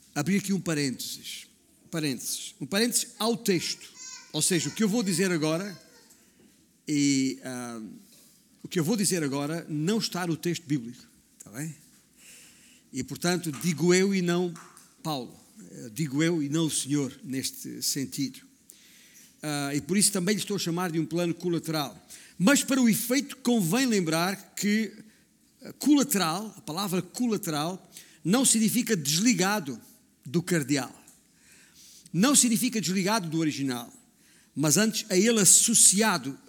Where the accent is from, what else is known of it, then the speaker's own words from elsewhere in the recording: Alentejo, Portugal; moved away; also born or lived in Northern Portugal; digo comadre, que é como dizemos lá na minha terra, no, no Alentejo